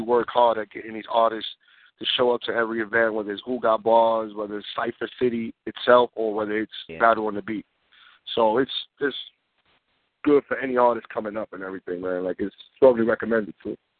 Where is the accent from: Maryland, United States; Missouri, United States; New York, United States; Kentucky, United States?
New York, United States; New York City; Born and raised in the Bronx, man. New York City